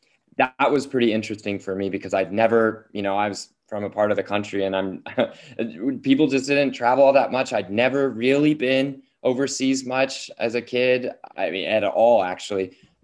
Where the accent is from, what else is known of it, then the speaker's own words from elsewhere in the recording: Oklahoma, United States; And I grew up in Oklahoma at a time when public schools like mine were just closing down all their surplus languages left over from the Cold War.